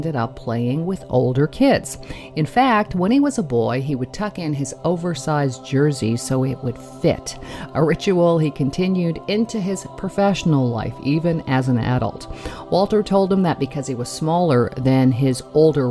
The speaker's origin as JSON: {"language": "English", "country": "Canada", "said": "I'm Canadian. Hockey is part of our heritage"}